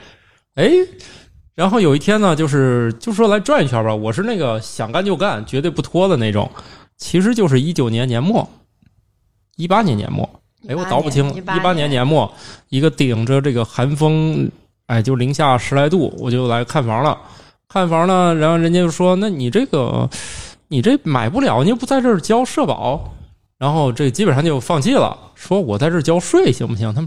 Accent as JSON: {"language": "Chinese", "town": "Zhengzhou", "region": "Henan", "country": "China", "tie": "born or raised there", "lives_now": "Beijing, China", "said": "嗯，我老家河南郑州的，"}